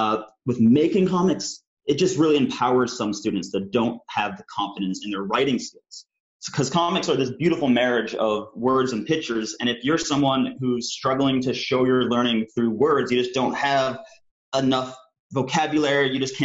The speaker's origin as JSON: {"language": "English", "country": "Canada", "also_born_or_lived": "United Kingdom", "said": "I'm a Canadian and British cartoonist, filmmaker, and educator."}